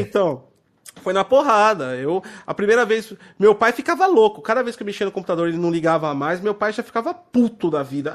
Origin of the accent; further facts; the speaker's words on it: Santo André, São Paulo, Brazil; Eu sou da região do ABC, São Paulo, né? É, tipo, eu sou de Santo André.